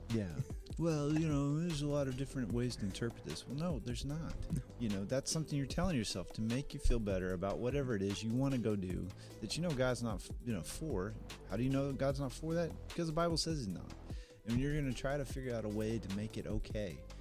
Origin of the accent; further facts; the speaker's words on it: United States; as especially as American Christians